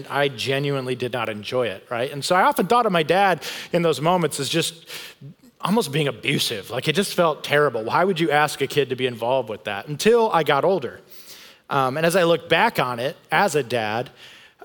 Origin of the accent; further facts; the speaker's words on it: Grand Rapids, Michigan, United States; I grew up in West Michigan where, man, they see snow and cold there quite a bit, in Grand Rapids, Michigan